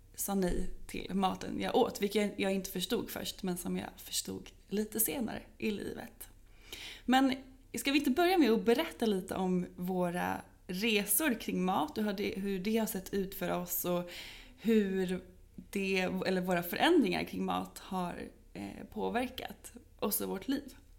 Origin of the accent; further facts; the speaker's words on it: Norrköping, Östergötland, Sweden; now in Stockholm, Sweden; där jag bodde, jag kommer från Norrköping